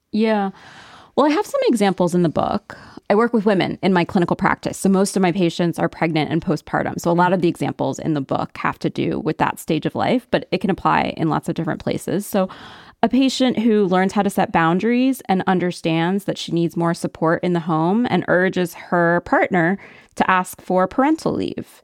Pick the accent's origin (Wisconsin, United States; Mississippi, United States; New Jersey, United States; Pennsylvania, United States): Pennsylvania, United States; central; moved away; my hometown, which was a predominantly white, centralish Pennsylvania upper middle class town